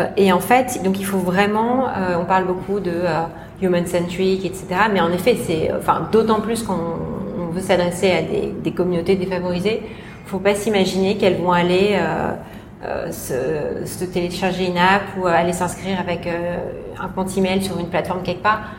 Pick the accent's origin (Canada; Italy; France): France; now in Hong Kong; la petite française